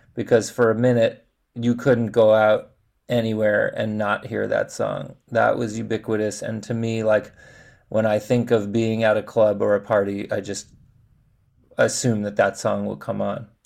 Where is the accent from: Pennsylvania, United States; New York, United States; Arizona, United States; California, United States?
California, United States; Los Angeles; I'm from Los Angeles. Kenneth and I are both born and raised in Los Angeles